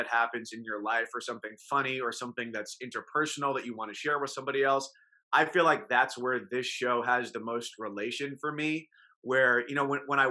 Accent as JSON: {"language": "English", "region": "New York area", "country": "United States", "tie": "born or raised there", "moved": "yes", "said": "if you grew up around the New York area"}